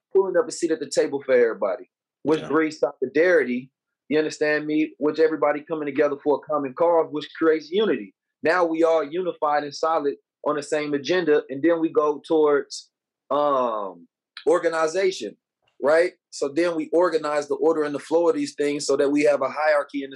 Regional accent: Oakland, California, United States; born or raised there

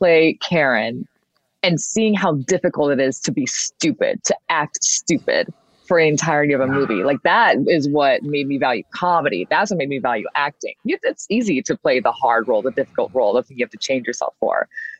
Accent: Michigan, United States; She's from Africa. I'm from Michigan. I said, that's me. She's me. It's giving Detroiter.

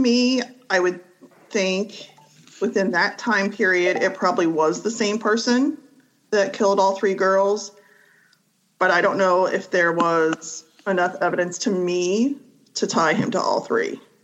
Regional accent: Marietta, Ohio, United States; now in Reynoldsburg, United States; I live in Reynoldsburg, Ohio. I am originally from Marietta

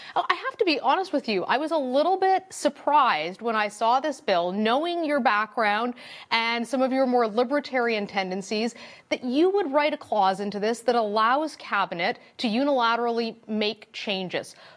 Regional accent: Alberta, Canada; I'm from Alberta

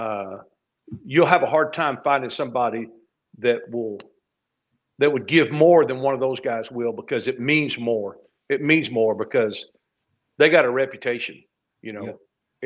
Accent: Burnet, Texas, United States; my hometown in Burnet

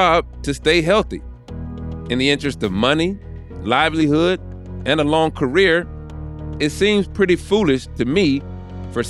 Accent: the South, United States; I grew up in the South, where football is a part of the cultural DNA.

